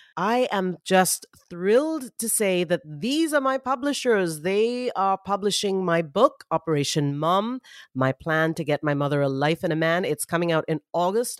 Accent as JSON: {"language": "English", "town": "Mumbai", "region": "Maharashtra", "country": "India", "tie": "born or raised there", "said": "I grew up in Mumbai, India"}